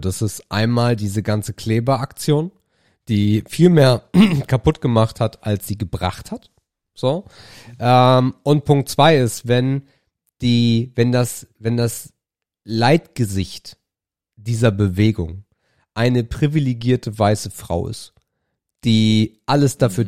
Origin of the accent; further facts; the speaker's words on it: Germany; von einem Deutschen wie mir